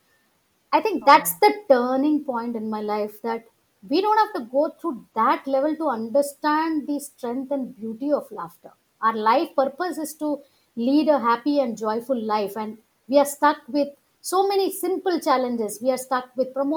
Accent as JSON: {"language": "English", "town": "Ahmedabad", "region": "Gujarat", "country": "India", "tie": "born or raised there", "moved": "yes", "said": "I often go to Ahmedabad in Gujarat, which is my hometown"}